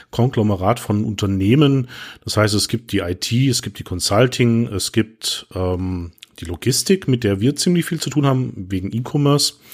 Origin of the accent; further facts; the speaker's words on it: Baden-Württemberg, Germany; accent: Swabian; Ich versuche es rauszuhalten, aber wir Schwaben können alles außer Hochdeutsch